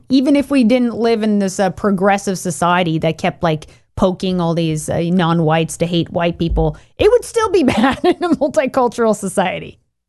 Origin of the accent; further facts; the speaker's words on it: United States; it's very insulting as a white person who was, you know, born in America.